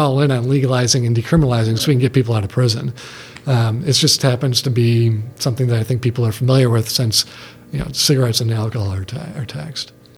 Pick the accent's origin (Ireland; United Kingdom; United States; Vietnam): United States; Detroit, Michigan; I grew up in Detroit